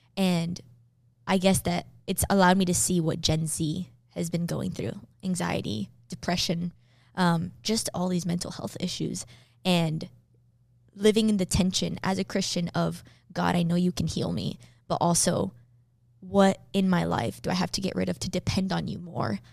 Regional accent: Miami, Florida, United States; I was born and raised in Miami, Florida

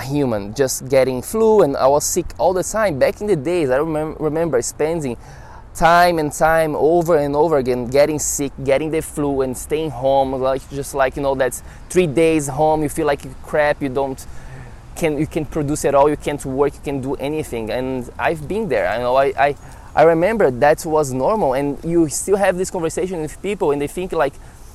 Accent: Brazil; moved away as an adult; now in New York City, United States; I'm from Brazil.

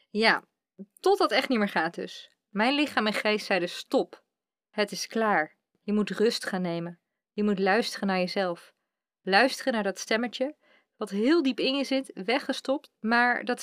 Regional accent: Utrecht, Netherlands; ik kom uit Utrecht. En daar woon ik nu na heel wat omzwervingen door Nederland samen met mijn vriend.

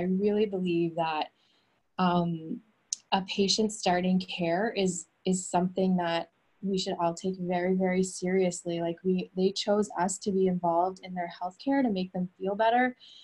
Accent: Fredericton, New Brunswick, Canada; moved away as an adult; also born or lived in New York, United States / Maine, United States; I grew up in Canada, Fredericton, New Brunswick

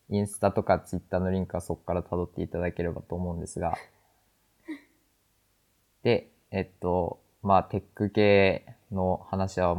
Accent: Hokkaido, Japan; 北海道出身なんですよ。

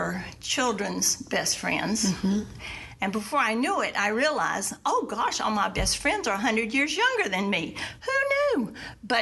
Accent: South Carolina, United States; moved away as an adult; also born or lived in Washington, D.C.; I was from the South, mm-hmm. South Carolina. I mean, there, I was an old maid at 30

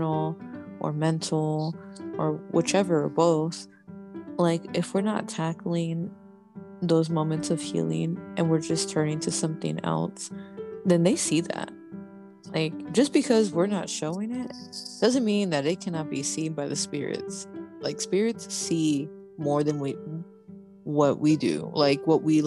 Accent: Panama; I'm Panamanian.

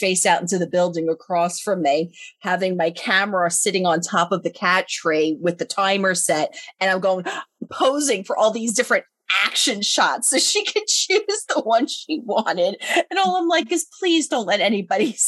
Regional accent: New York, United States; accent: New York; my New York accent

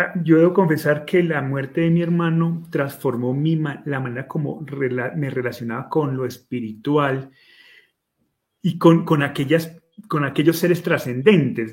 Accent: Colombia; en mi país, que de esos sobran en Colombia

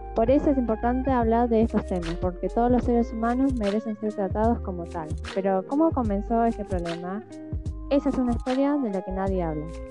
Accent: Argentina; los argentinos como que nos pusimos creativos

